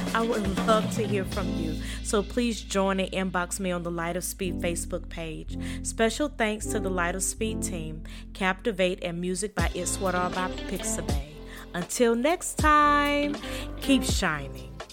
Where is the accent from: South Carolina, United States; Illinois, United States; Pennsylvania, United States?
South Carolina, United States; accent: Southern; a slight Southern accent in my voice, I am from South Carolina